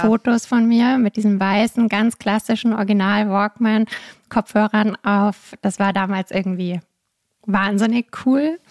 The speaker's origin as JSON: {"language": "German", "town": "Munich", "region": "Bavaria", "country": "Germany", "said": "Ich komme aus München, habe da dann ganz normal Jura studiert"}